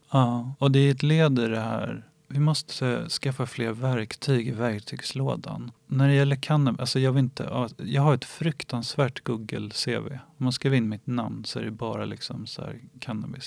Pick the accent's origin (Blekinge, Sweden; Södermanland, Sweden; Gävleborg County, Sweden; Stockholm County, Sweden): Stockholm County, Sweden; Ingarö; jag är uppvuxen på Ingarö som ligger i Stockholms skärgård